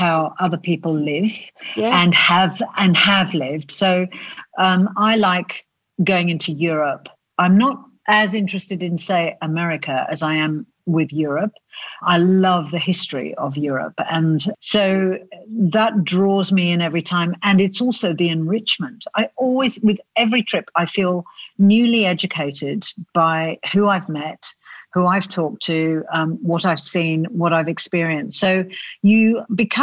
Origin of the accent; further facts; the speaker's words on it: South Australia, Australia; this tiny little pair of South Australians who thought that they could set up a travel magazine